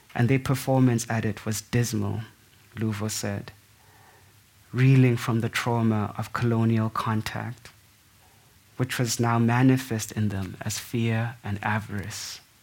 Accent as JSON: {"language": "English", "country": "South Africa", "said": "as a South African"}